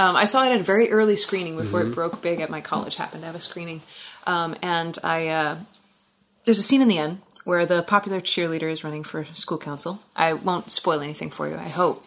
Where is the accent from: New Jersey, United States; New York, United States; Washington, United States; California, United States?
Washington, United States; Gig Harbor; moved away as an adult; now in Alaska, United States; I grew up in Gig Harbor and I moved up to Alaska in 2003